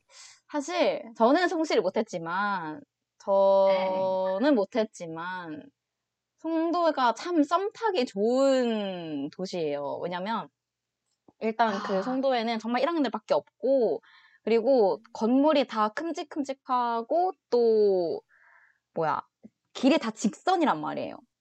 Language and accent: Korean; Changwon, South Gyeongsang, South Korea; moved away as an adult; now in Seoul, South Korea; 제가 아 고등학교 때까지 계속 창원에 있다가